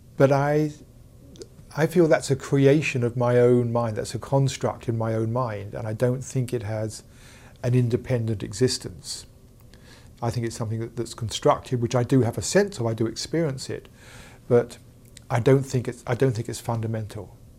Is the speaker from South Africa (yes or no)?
no; England, United Kingdom; I'm from England, as you can tell